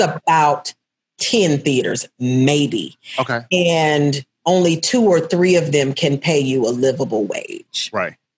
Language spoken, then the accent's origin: English; Murfreesboro, Tennessee, United States; I grew up in Murfreesboro, Tennessee, and it's a small town